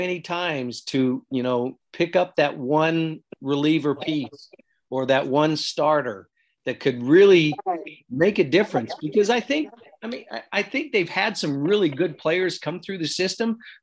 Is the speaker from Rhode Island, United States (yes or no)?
no; Greeley, Colorado, United States; growing up in Greeley, walking on at UNC